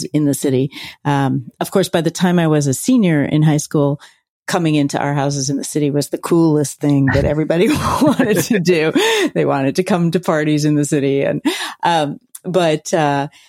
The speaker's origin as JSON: {"language": "English", "town": "Philadelphia", "region": "Pennsylvania", "country": "United States", "tie": "born or raised there", "said": "I grew up in Center City, Philadelphia"}